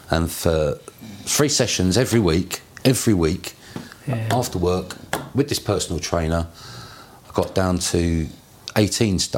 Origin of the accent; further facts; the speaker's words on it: Tunbridge Wells, South East England, United Kingdom; now in Brentford, United Kingdom; I'm from Kent. Tunbridge Wells.